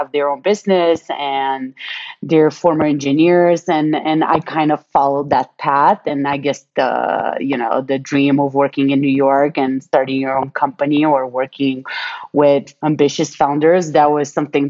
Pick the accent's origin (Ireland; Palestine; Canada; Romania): Romania; now in United States; when I was born in Romania, we were still a communist country